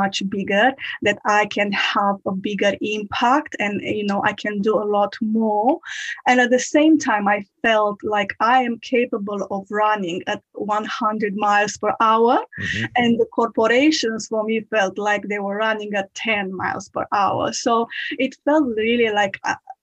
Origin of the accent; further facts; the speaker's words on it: Romania; moved away as an adult; now in United Kingdom; I'm originally from Romania. I moved into the UK in 2015.